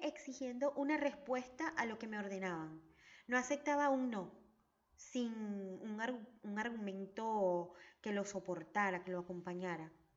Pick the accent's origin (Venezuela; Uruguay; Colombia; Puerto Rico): Venezuela; now in Argentina; Mi país de origen es Venezuela y mi hogar está en Argentina.